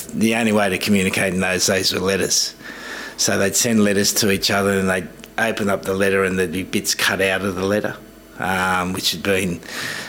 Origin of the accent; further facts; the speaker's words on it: Australia; moved away as an adult; now in England, United Kingdom; when we were growing up, it was very much white Australia. You know, I remember the primary school I went